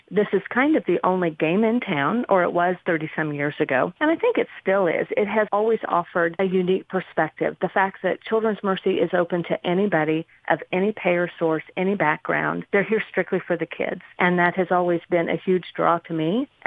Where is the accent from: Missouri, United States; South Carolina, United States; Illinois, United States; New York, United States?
Missouri, United States; Kansas City; I was born and raised here in the Kansas City area.